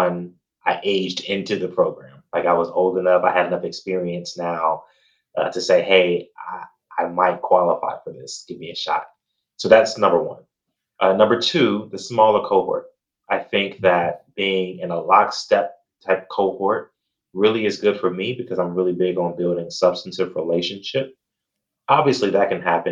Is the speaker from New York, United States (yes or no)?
no; Gary, Indiana, United States; I grew up in Gary, Indiana